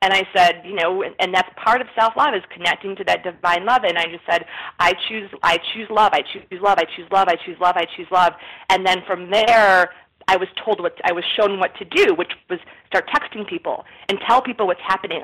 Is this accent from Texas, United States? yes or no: no; Chicago, Illinois, United States; I'm from Chicago.